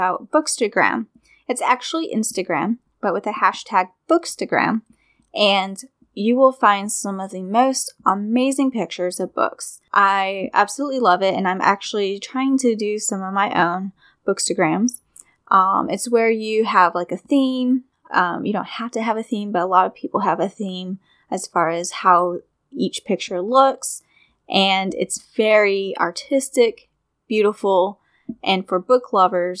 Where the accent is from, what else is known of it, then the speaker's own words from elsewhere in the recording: Virginia, United States; in my hometown